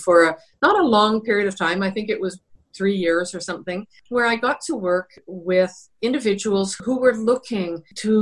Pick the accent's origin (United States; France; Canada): Canada; British Columbia; I come from British Columbia. It was the norm for most people to be working in the lumber industry, towboating, all kinds of what we would call blue-collar work. And that's where I grew up.